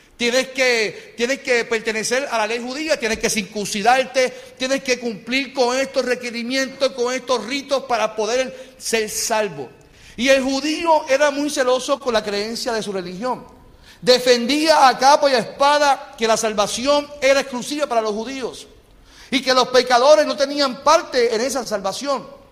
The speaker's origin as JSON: {"language": "Spanish", "country": "Puerto Rico", "said": "Y nosotros seguimos a Cristo siendo puertorriqueños."}